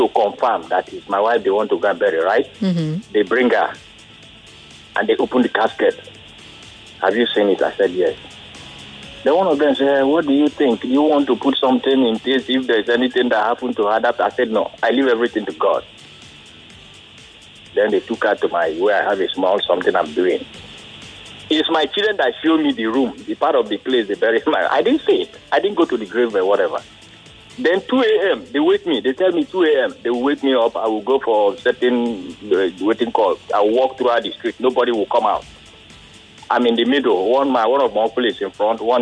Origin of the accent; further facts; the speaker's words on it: Ukwani, Delta, Nigeria; now in Lagos, Nigeria; I'm from Delta. I'm from Ukwane.